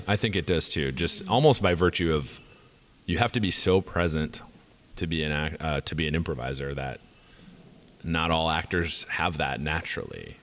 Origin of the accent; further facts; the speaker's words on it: near Minneapolis, Minnesota, United States; moved away as an adult; also born or lived in Madison, Wisconsin; now in Los Angeles, United States; I grew up near Minneapolis